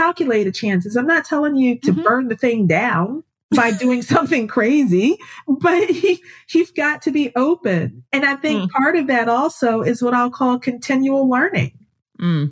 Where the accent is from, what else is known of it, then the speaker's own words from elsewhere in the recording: New Jersey, United States; I am from North Jersey. I'm a blue collar kid from North Jersey